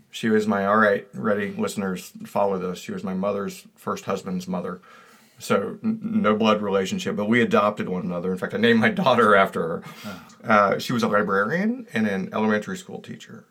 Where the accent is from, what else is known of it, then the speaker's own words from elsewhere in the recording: Georgia, United States; I come from Georgia